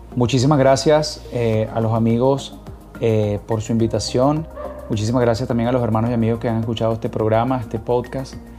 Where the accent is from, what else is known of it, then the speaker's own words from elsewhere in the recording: Caracas, Capital District, Venezuela; Soy de Caracas, Venezuela, nací en Caracas y me encuentro en estos momentos en Caracas, Venezuela.